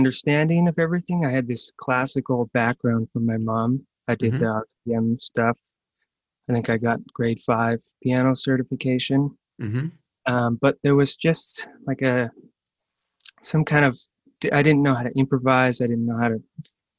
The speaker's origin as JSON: {"language": "English", "town": "Toronto", "region": "Ontario", "country": "Canada", "tie": "born or raised there", "said": "We're in the East End, around Main and Girard here"}